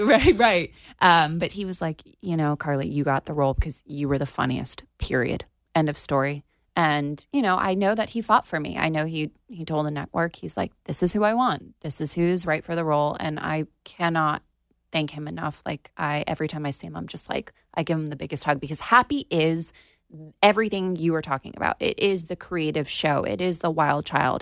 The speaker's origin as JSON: {"language": "English", "town": "Plantation", "region": "Florida", "country": "United States", "tie": "born or raised there", "said": "my hometown in Plantation"}